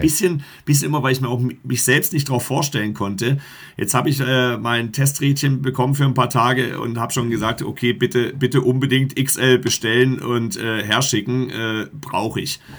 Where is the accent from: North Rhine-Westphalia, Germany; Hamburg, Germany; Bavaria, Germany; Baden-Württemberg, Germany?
Baden-Württemberg, Germany; Black Forest; moved away as an adult; also born or lived in Egestorf, Barsinghausen, Lower Saxony; now in Barsinghausen, Germany; Wir kommen aus dem Schwarzwald